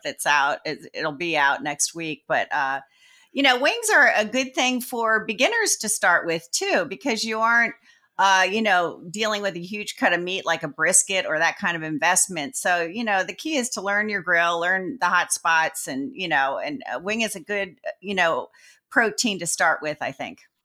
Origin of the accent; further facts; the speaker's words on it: Sparta, New Jersey, United States; I was raised in Jersey